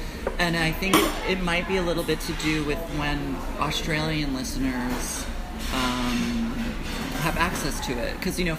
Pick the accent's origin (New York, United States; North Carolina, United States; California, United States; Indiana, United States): North Carolina, United States; born there; I was born in North Carolina.